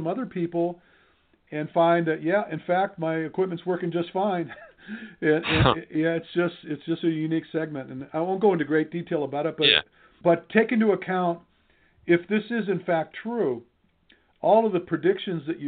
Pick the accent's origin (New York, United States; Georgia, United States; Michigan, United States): Michigan, United States; I'm from Michigan